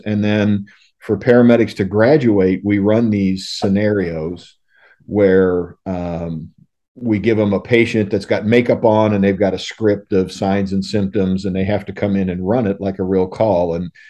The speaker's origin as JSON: {"language": "English", "town": "St. Louis", "region": "Missouri", "country": "United States", "tie": "born there", "said": "I was a U.S. citizen because I was born in St. Louis, and I could come back here if I wanted"}